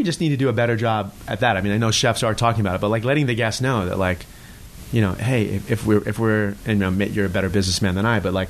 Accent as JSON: {"language": "English", "area": "Long Island", "region": "New York", "country": "United States", "tie": "born or raised there", "said": "I grew up on Long Island, so I grew up sort of a Islanders fan."}